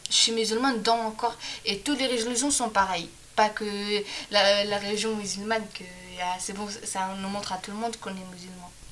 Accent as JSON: {"language": "French", "town": "Tlemcen", "region": "Tlemcen Province", "country": "Algeria", "moved": "yes", "said": "Je viens d'Algérie, exactement à Tlemcen"}